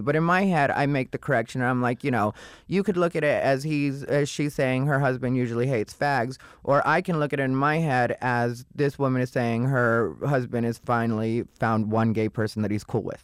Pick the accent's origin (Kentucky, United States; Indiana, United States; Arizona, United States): Arizona, United States; Casa Grande; moved away as an adult; also born or lived in Phoenix, Arizona; I was born in Phoenix, raised in Casa Grande